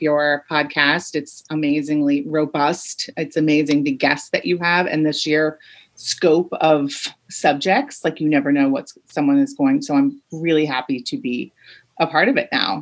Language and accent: English; Rhode Island, United States; I grew up in Rhode Island